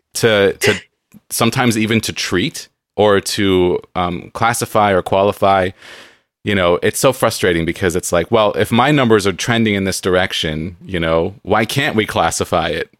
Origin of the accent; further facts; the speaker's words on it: San Diego, California, United States; I grew up in San Diego